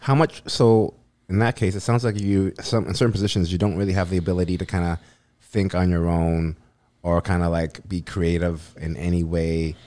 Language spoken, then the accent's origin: English; North Vancouver, British Columbia, Canada; I grew up in North